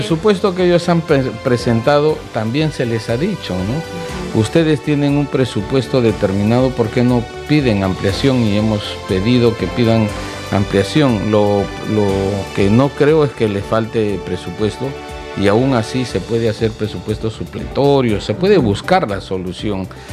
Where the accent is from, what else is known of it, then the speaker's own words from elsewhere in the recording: Arequipa, Peru; yo soy de Arequipa